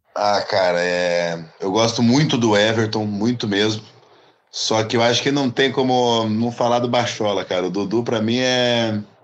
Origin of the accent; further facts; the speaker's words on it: Curitiba, Paraná, Brazil; Sou, sou de Curitiba